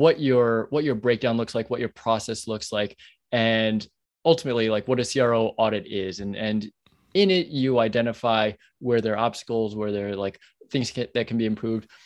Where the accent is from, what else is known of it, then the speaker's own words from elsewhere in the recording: New York, United States; I'm a New Yorker